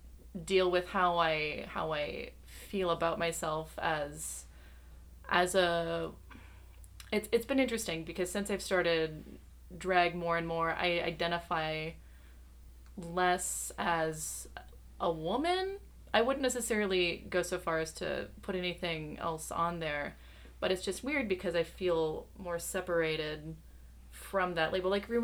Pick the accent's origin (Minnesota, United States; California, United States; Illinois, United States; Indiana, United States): Minnesota, United States; now in Chicago, United States; Well, I'm both Minnesotan and I grew up Catholic